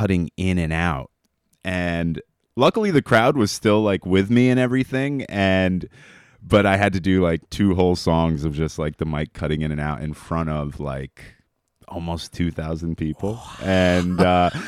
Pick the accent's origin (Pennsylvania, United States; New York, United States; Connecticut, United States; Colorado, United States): New York, United States; Albany; I'm born and raised in Albany